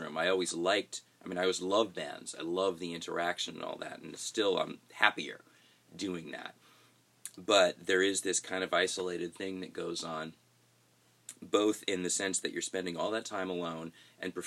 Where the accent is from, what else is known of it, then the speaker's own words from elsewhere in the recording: Long Island, New York, United States; moved away as an adult; now in Nashville, United States; I came from Long Island